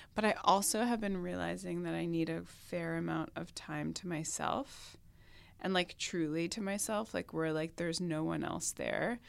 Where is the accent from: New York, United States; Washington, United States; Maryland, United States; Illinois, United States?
New York, United States; Long Island; moved away; where I grew up on Long Island